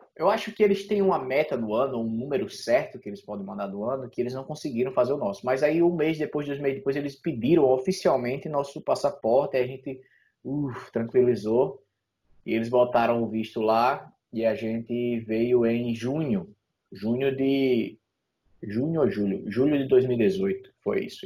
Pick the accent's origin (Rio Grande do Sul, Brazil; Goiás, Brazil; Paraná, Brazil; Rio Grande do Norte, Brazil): Rio Grande do Norte, Brazil; Natal; moved away as an adult; also born or lived in São Paulo; now in Canada; em Natal é, na minha cidade lá